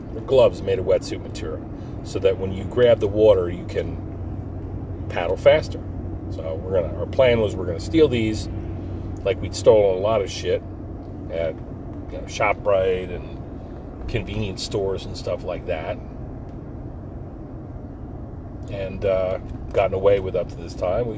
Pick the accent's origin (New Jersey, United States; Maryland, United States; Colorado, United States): New Jersey, United States; Forked River; We grew up in a picturesque Pine Barrens town on the Barnegat Bay, Forked River, New Jersey, Lacey Township